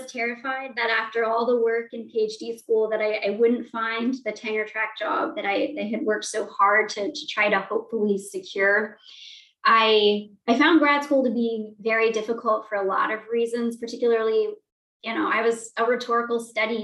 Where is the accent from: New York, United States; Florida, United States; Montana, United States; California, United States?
Montana, United States; moved away; growing up in Montana, there were not many people with my identities